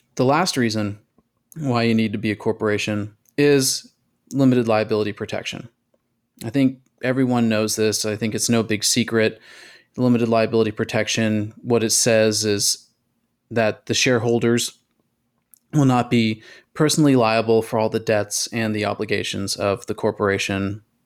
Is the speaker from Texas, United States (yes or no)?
yes; Texas, United States; my home state, Texas